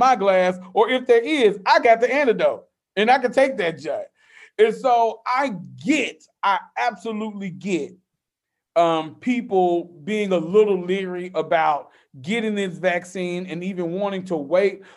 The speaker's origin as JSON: {"language": "English", "town": "Memphis", "region": "Tennessee", "country": "United States", "said": "I don't even claim Tennessee. I claim Memphis."}